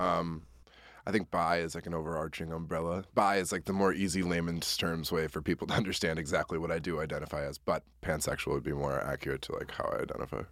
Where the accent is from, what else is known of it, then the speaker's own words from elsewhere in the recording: Wisconsin, United States; I'm also from Wisconsin